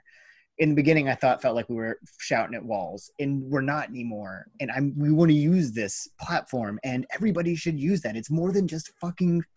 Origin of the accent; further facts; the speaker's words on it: United States; we're fucking American